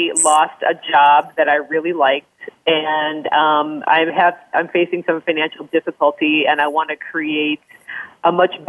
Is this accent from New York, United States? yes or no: no; Fort Wayne, Indiana, United States; No, I'm from Fort Wayne.